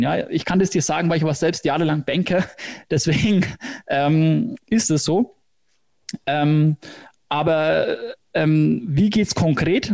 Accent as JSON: {"language": "German", "town": "Hersbruck", "region": "Bavaria", "country": "Germany", "accent": "Franconian", "said": "Fränkisch, genau, also ich komme aus Hersbruck"}